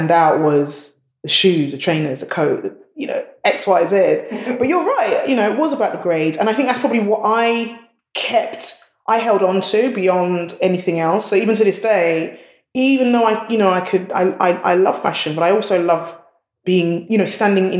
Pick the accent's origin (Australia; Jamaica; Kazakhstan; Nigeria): Nigeria; Nigerians, we love our style. We always have to match. You have to have matching shoes, matching bag, matching everything.